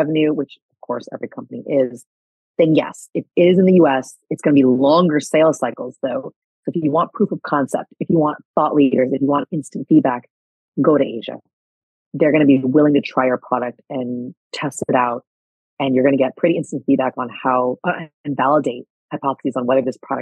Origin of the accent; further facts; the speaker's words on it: United States; also born or lived in California; now in New York, United States; by nature of my being American, I can live and work here